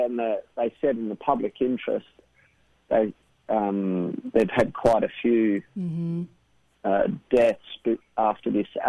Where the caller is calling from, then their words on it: Australia; I'm calling from Australia.